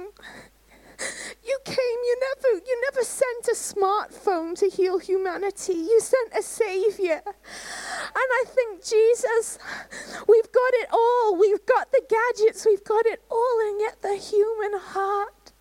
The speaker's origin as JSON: {"language": "English", "country": "Canada", "tie": "born or raised there", "moved": "yes", "said": "I was brought up in Canada"}